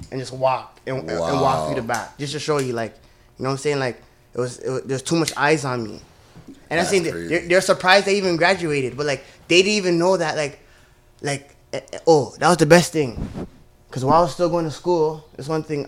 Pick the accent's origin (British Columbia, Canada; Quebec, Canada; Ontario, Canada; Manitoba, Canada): Ontario, Canada; Toronto; growing up in Malvern, it's scary